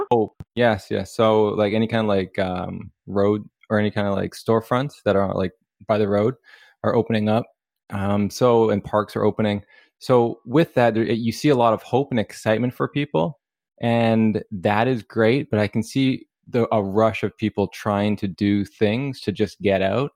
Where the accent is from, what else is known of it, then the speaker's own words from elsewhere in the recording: Canada; we're from Canada